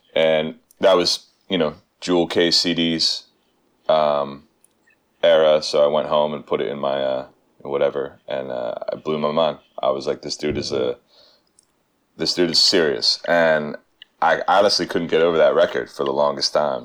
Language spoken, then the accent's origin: English; Pennsylvania, United States; moved away as an adult; now in New York, United States; I'm a Pennsylvania native. I'm I'm not from Philly, but I'm from about you know 40 miles uh, northwest